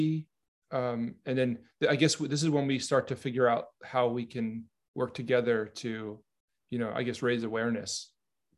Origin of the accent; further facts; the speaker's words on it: New York, United States; I'm from New York.